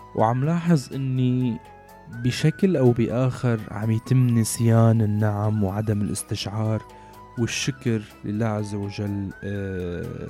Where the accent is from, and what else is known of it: Syria